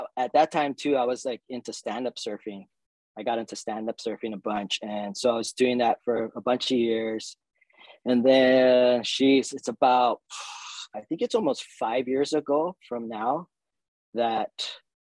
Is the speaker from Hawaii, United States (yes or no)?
yes; Hawaii, United States; I was born in Hawaii 1970, which means I'm like 51 years old.